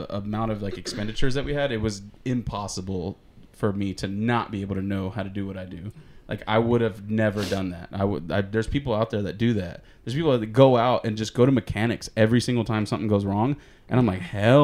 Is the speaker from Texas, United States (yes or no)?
yes; Houston, Texas, United States; moved away; We're from Houston.